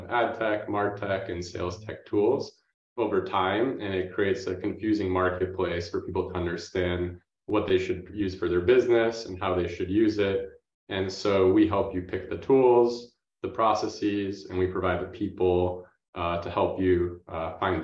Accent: Boston, Massachusetts, United States; I grew up in the Boston area

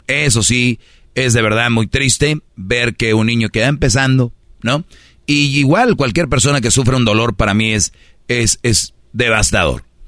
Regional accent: Monterrey, Nuevo León, Mexico; yo soy de Monterrey

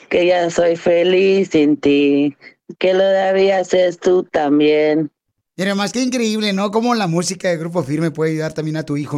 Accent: Guatemala; now in Los Angeles, United States; De Guatemala soy. De Guatemala arriba

